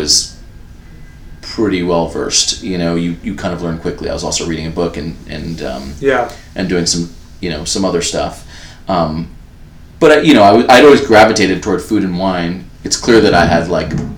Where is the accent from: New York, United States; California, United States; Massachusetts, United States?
New York, United States; moved away as an adult; also born or lived in Los Angeles; I was from New York